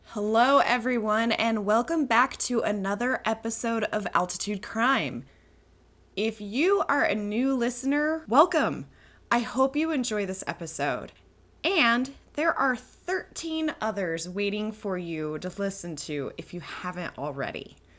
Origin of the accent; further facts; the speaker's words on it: Colorado Springs, Colorado, United States; in my hometown of Colorado Springs